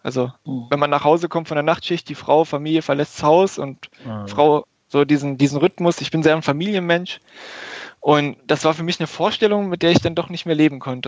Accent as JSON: {"language": "German", "country": "Germany", "tie": "born or raised there", "also_born_or_lived": "Göttingen", "said": "nach Göttingen, also 20, 25 Kilometer von meinem Geburtsort entfernt"}